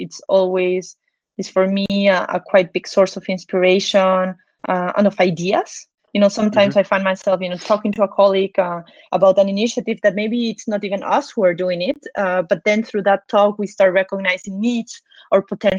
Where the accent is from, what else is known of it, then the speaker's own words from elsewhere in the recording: Peru; now in Switzerland; I'm actually from Peru in South America